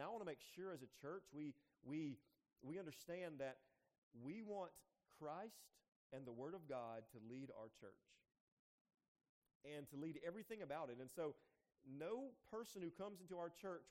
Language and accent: English; United States; I grew up in Jones County